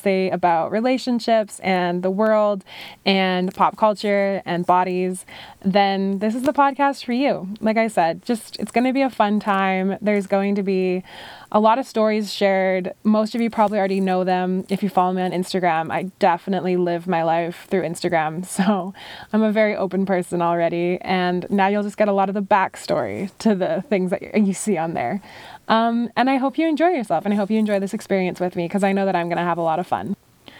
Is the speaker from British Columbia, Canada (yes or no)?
yes; British Columbia, Canada; And then growing up on Vancouver Island, I had some friends who had a property on the most beautiful lake I have ever laid eyes on.